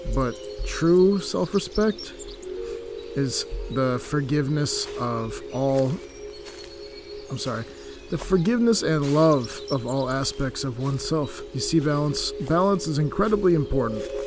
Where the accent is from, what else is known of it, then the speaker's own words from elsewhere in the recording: Connecticut, United States; moved away as an adult; also born or lived in Charlotte, North Carolina; I am originally from Connecticut